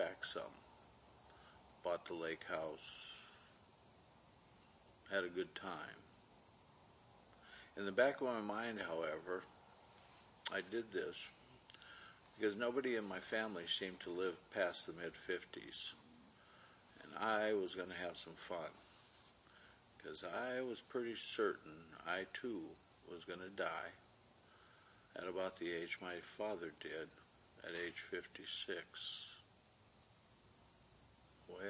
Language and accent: English; Minnesota, United States; moved away as an adult; also born or lived in California; I was born in California, raised in Minnesota, until the time of Vietnam